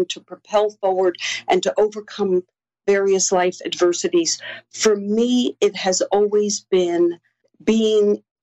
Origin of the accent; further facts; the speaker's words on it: New York City, New York, United States; I was born and raised in Queens, New York